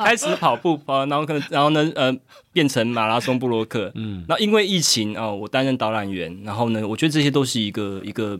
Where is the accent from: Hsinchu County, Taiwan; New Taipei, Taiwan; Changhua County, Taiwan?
Hsinchu County, Taiwan; Zhudong; 至于我对于我的竹东家乡，他们会觉得我是台北人呢。